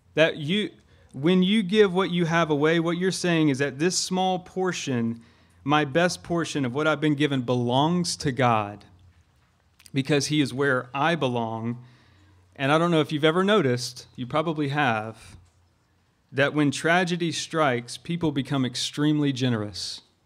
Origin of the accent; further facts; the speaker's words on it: Augusta, Georgia, United States; I'm from Augusta, Georgia